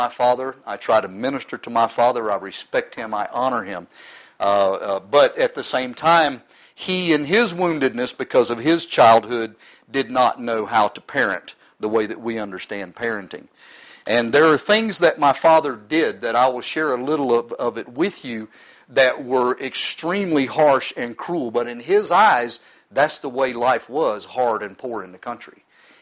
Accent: Oklahoma, United States; I was born in Oklahoma.

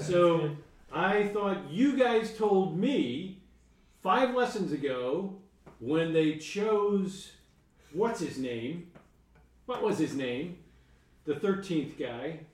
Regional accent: New York, United States; I'm from New York

